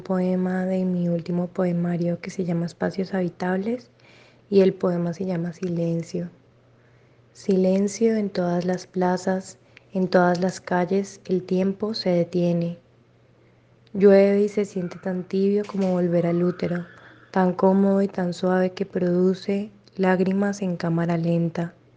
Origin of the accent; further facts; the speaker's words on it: Cali, Valle del Cauca, Colombia; soy de Cali